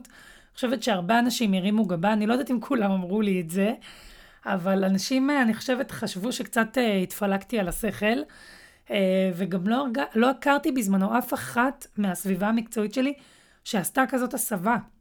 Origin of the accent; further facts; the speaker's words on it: Netanya, Central District, Israel; אני במקור מנתניה